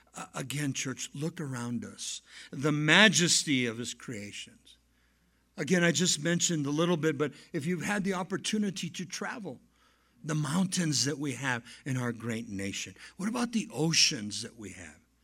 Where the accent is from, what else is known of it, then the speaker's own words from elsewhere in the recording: Southern California, United States; moved away as an adult; now in Chihuahuan Desert, southwestern US; Now, I come from Southern California.